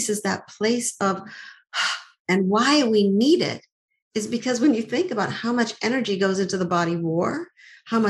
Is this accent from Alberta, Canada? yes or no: no; Montreal, Quebec, Canada; I grew up in Montreal